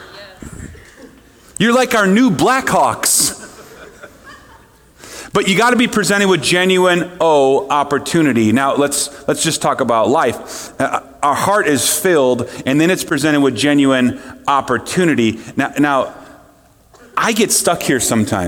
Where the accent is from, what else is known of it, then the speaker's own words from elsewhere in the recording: Minnesota, United States; I'm from Minnesota